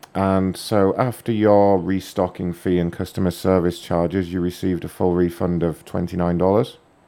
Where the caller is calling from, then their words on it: Dublin, Leinster, Ireland; Dublin, Ireland.